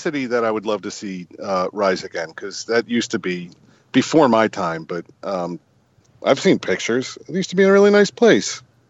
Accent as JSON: {"language": "English", "region": "New Jersey", "country": "United States", "moved": "yes", "lives_now": "Baltimore, United States", "said": "I'm originally from New Jersey."}